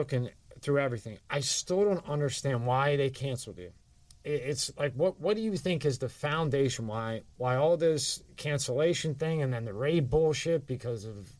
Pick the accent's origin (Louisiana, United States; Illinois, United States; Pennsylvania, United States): Pennsylvania, United States; Philadelphia; I grew up in South Philly.